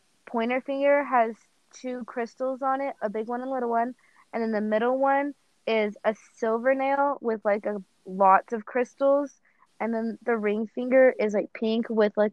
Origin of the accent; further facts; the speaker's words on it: Oklahoma, United States; I'm from Oklahoma